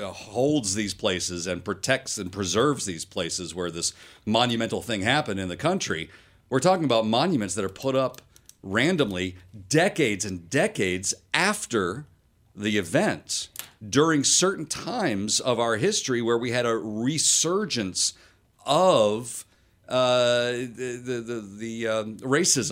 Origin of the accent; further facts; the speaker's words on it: South Carolina, United States; I grew up in South Carolina for the most part